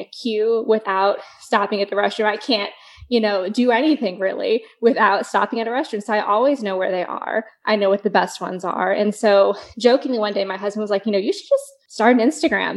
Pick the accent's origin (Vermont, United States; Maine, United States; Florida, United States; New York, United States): Florida, United States; now in Dallas, United States; I'm from Florida originally. I grew up like 3 hours from Orlando.